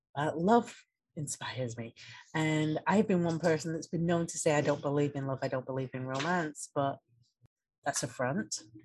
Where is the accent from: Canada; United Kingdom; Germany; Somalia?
United Kingdom; England; moved away as an adult; now in United States; I grew up in England